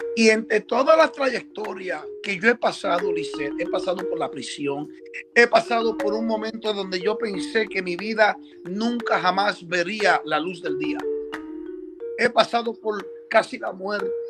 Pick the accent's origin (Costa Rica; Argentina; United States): United States; Chicago, Illinois; also born or lived in Dominican Republic (ancestry) / Puerto Rico (ancestry); now in Lakeland, United States; nací en Chicago eh, y Chicago, Illinois, en el área eh, de Northwest, allá por Humboldt Park